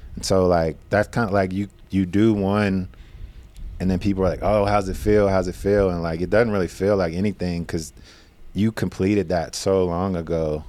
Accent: Madisonville, Kentucky, United States; moved away; growing up in Madisonville

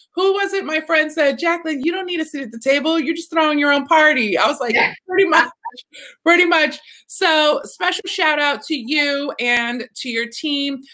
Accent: Texas, United States; I'm from Texas

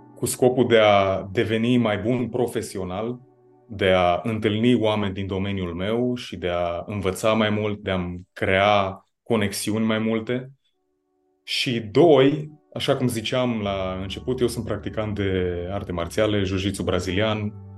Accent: Baia Mare, Maramureș County, Romania; moved away as an adult; also born or lived in Copenhagen, Denmark; eu eu sunt din Baia Mare și sunt cumva de la marginea orașului, nici măcar din centru

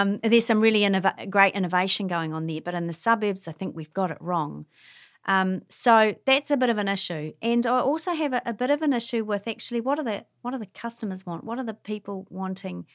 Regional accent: Wellington, New Zealand; now in Hamilton, New Zealand; I grew up in Wellington

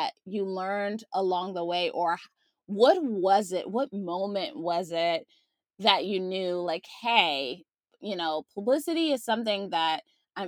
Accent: Maryland, United States; now in California, United States; I'm originally from Maryland

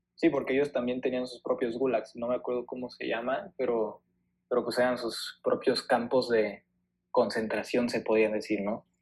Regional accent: Mexico; somos mexicanos

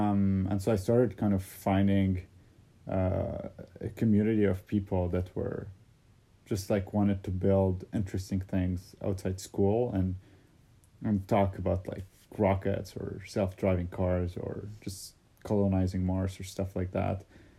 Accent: Saudi Arabia; born there; Well, because when I was born in Saudi, they had made the calculations based on the lunar kind of calendar.

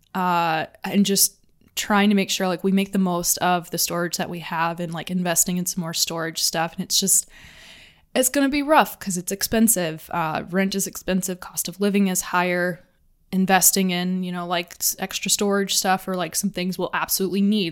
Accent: Atlanta, Georgia, United States; moved away; I grew up in Atlanta

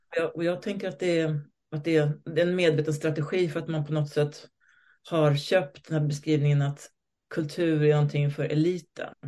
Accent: Stockholm, Stockholm County, Sweden; also born or lived in Moscow; Jag är född i Stockholm på 60-talet med en svensk och en rysk förälder

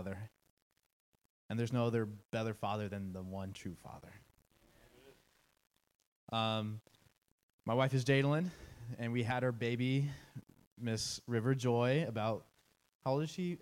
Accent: Pleasant Hill, United States; I grew up in Pleasant Hill, which is about 30 minutes from here, for about 18 years

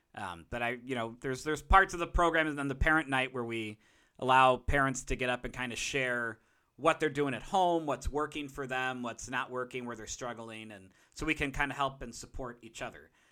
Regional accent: Chicago, Illinois, United States; a Chicagoan

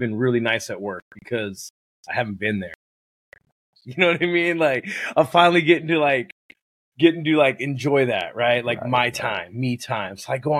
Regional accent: Oxnard, California, United States; moved away as an adult; now in Oregon, United States; 805, man. It's my area code. 805. Yep. Oxnard. Okay. Yeah. Okay. Born and raised.

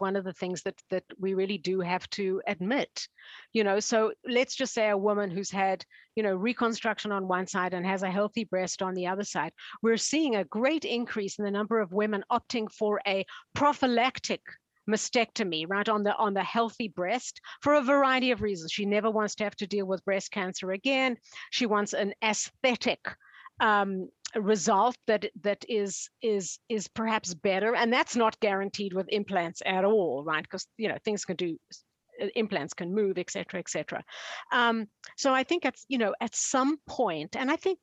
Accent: Canada; I'm from Canada

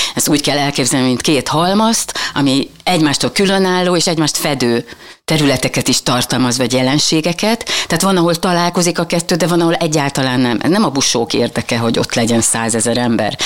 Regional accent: Mohács, Baranya, Hungary; Igen, mohácsi születésű vagyok.

